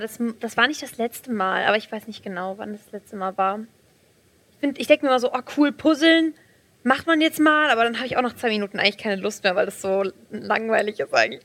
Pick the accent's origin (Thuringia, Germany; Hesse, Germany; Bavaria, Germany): Hesse, Germany; Aßlar; ich bin 18 Jahre alt, ähm, ich komme aus Asla